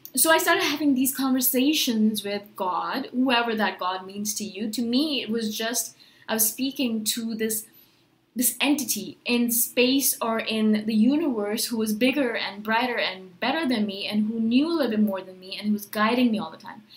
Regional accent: India; I was born in India. My parents are Indian, and they're Hindus and so, you know, we went to temples

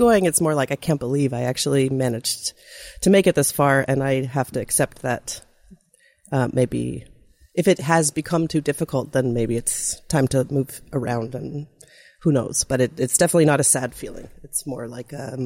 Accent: Canada; a Canadian musician

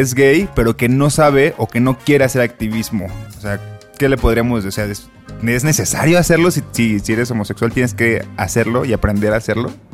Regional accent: Colima, Mexico; now in Mexico City, Mexico; yo soy de Colima

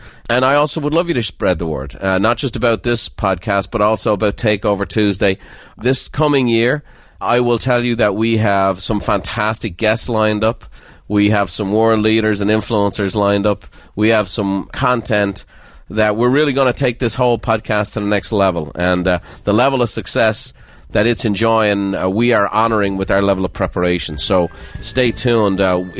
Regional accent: Ireland; But the good news about being Irish is you don't take yourself that seriously and you don't take anyone else that seriously either.

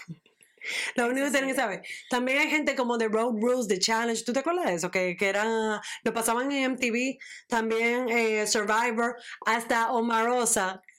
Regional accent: Dominican Republic; yo soy dominicana

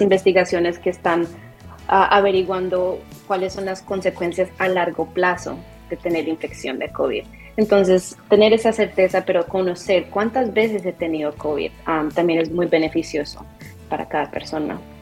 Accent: Colombia; now in Rhode Island, United States; soy colombiana, de hecho nací en Colombia y mi familia se mudaron aquí varios, varios años, ya casi dos décadas

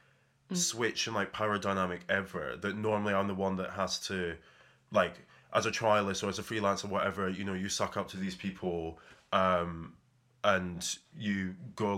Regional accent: Edinburgh, Scotland, United Kingdom; Growing up in Edinburgh

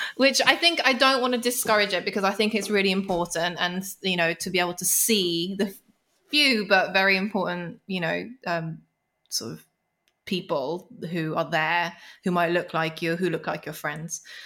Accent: London, United Kingdom; I grew up in London. Uh, it's such a musical city. And at the time, not so much now, but there were so many small venues. You know, I grew up around Camden.

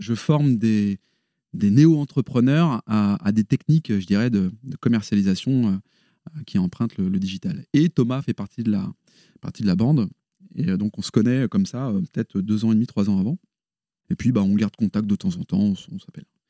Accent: Paris region, Île-de-France, France; moved away as an adult; now in Lille, France; Je suis originaire de la région parisienne. Mais ça y est, je suis Lillois, euh, il y a prescription depuis 20 ans.

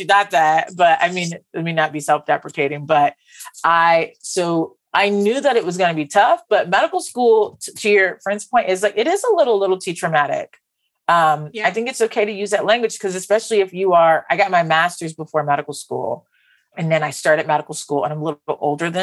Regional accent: West Palm Beach, Florida, United States; I'm from West Palm Beach, Florida

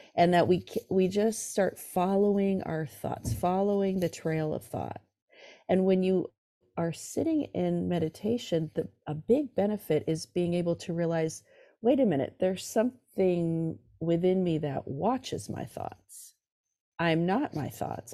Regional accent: California, United States; also born or lived in New York City; I'm from California. I live in San Francisco now, but I grew up in uh, California

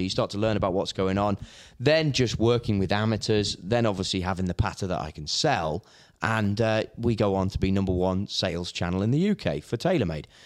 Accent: Hoylake, North West England, United Kingdom; moved away as an adult; also born or lived in The Belfry, Warwickshire; I'm from the Wirral, so I grew up in Hoylake.

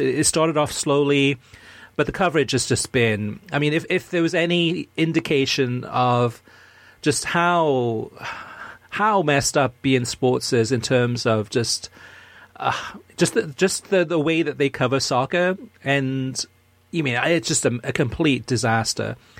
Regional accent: United States; I'm American, which I am

